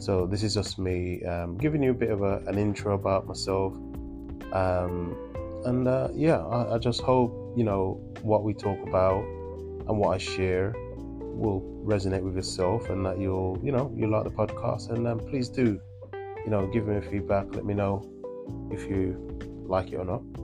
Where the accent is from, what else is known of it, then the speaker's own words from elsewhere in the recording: Jamaica; moved away as an adult; now in England, United Kingdom; I am what I would like to call a country boy. So I was born in Jamaica, came to England when I was 17